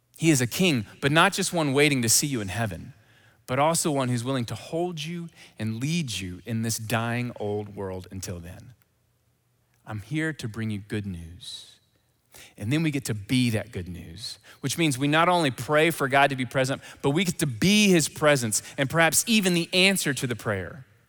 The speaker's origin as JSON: {"language": "English", "town": "Memphis", "region": "Tennessee", "country": "United States", "accent": "Southern", "said": "I'm from Memphis."}